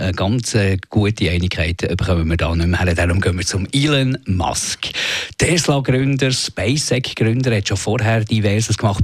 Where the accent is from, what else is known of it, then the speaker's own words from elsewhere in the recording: Switzerland; als Bürger, als Schweizer Bürger